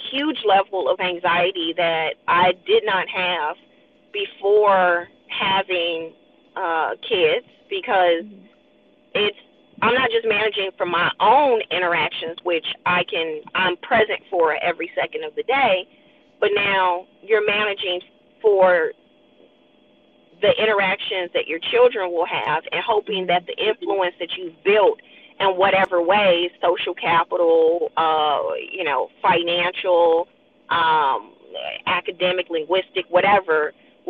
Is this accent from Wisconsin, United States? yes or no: no; Chicago, Illinois, United States; moved away; we're coming from Chicago